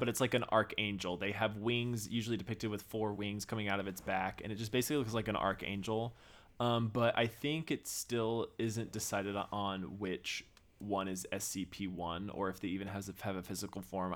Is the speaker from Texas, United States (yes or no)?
yes; Texas, United States; moved away; growing up in Texas, we do crawfish boils because we're right next to Louisiana